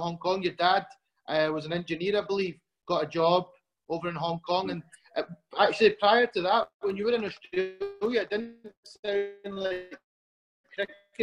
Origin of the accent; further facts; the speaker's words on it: Glasgow, Scotland, United Kingdom; accent: Glaswegian; growing up in Glasgow as a kid as well